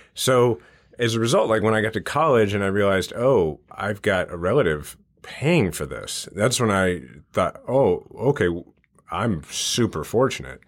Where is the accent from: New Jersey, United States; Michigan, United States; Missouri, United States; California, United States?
Missouri, United States; Kansas City; I grew up in the Kansas City area